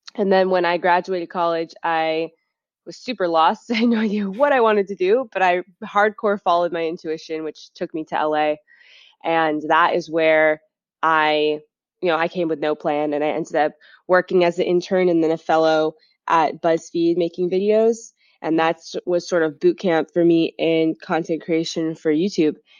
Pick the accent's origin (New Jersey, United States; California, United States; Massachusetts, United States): Massachusetts, United States; Beverly; I grew up in Beverly, Massachusetts, which is next to Salem